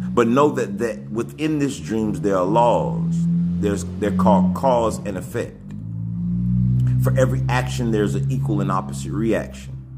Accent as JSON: {"language": "English", "region": "Alabama", "country": "United States", "said": "I come from Alabama"}